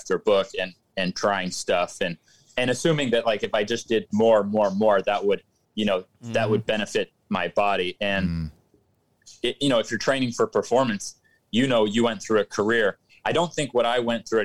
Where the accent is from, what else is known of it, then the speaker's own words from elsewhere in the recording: Florida, United States; also born or lived in San Jose, California; I'm from San Jose. And my parents then moved to Florida when I was about six